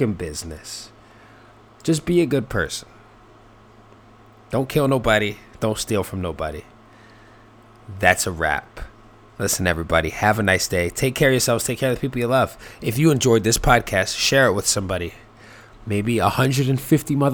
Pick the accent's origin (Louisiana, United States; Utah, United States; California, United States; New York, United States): New York, United States; New York City; I grew up in the Bronx